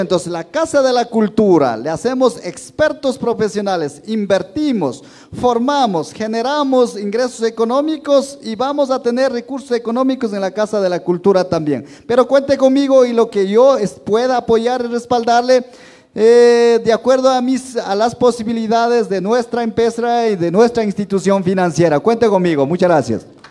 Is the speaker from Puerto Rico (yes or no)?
no; Ecuador; un señor terrateniente de mi tierra